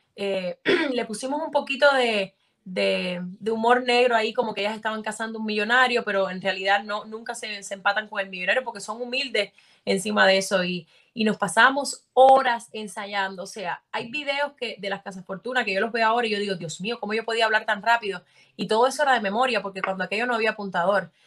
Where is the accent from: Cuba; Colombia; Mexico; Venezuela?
Cuba; Sancti Spíritus; en mi pueblo no, no había como mucha cultura actoral, tampoco conocía a nadie de Santi Espíritu